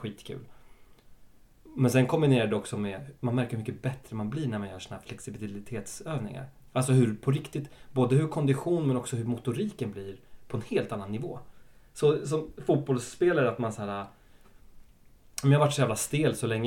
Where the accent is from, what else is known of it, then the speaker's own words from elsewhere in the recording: Stockholm, Stockholm County, Sweden; jag är också uppväxt på Södermalm i en väldigt svensk skola